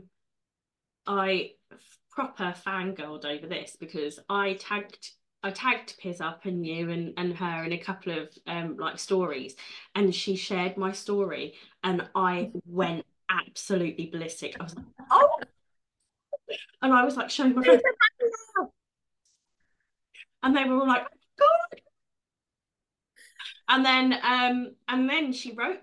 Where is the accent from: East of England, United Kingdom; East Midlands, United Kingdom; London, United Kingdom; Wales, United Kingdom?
London, United Kingdom; So I grew up in North London. I was, you know, I had like the hub of pirate radio on my doorstep in Tottenham.